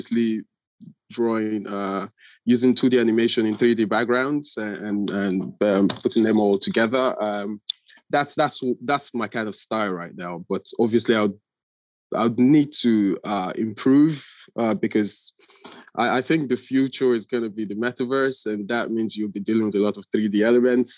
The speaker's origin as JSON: {"language": "English", "country": "Nigeria", "tie": "born or raised there", "moved": "yes", "said": "I'm originally Nigerian"}